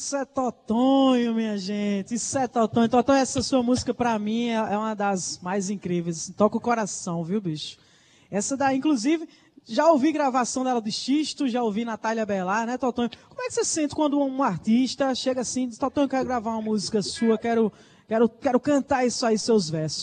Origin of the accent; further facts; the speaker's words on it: Campina Grande, Paraíba, Brazil; um beijo pra galera de Campina Grande que tá ligada aqui no palco Tabajara, minha terra